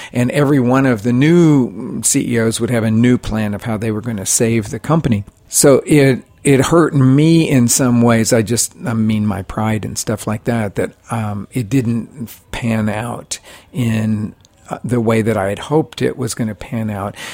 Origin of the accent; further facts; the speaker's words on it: Oklahoma, United States; I grew up in Oklahoma, which is all about sports